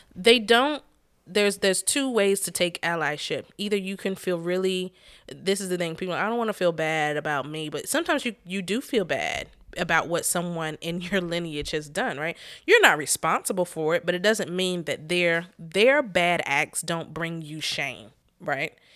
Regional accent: North Carolina, United States; we're from North Carolina

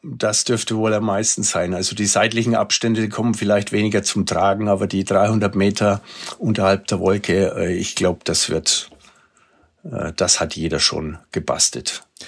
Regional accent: Germany; bei uns in Deutschland

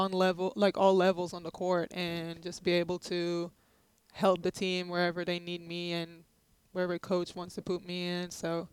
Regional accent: Israel; moved away as an adult; now in United States; I grew up in Israel

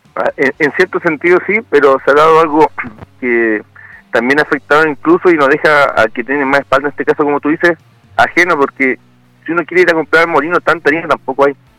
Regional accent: Chile

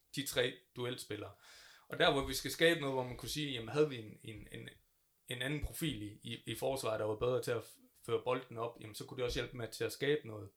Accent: North Jutland, North Denmark Region, Denmark; also born or lived in Aalborg; jeg er Nordenfjords fra. Jeg er fra Vosko af

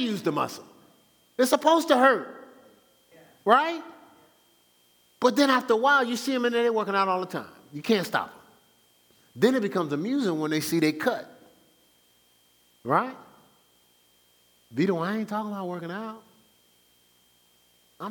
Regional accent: Newark, New Jersey, United States; moved away; I'm from Newark, New Jersey.

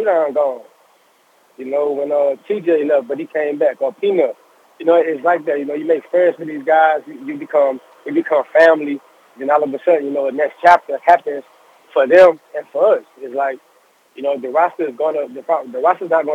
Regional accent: Louisiana, United States; I have a boys to men mentorship going on in Louisiana from my hometown

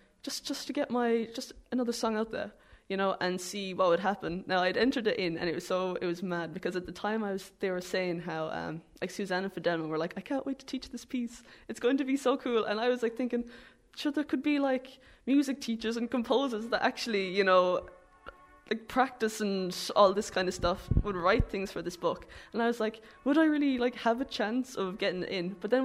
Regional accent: Ballyporeen, Munster, Ireland; It would be so cool saying, oh yeah, sure, I'm from Ballyporeen.

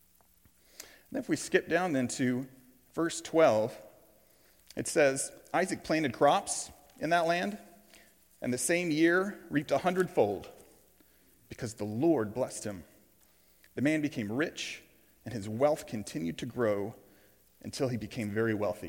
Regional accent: Tulsa, Oklahoma, United States; I grew up here in Tulsa, Oklahoma.

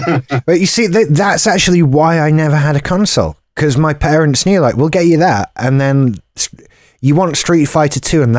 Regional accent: United Kingdom; Well, I'm British.

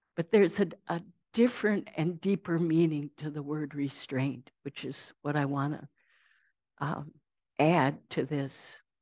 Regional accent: Saint Paul, Minnesota, United States; I grew up in Saint Paul.

